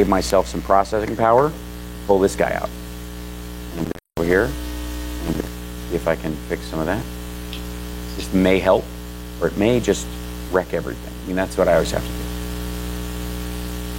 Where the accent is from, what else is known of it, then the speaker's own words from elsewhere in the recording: Kentucky, United States; growing up in Kentucky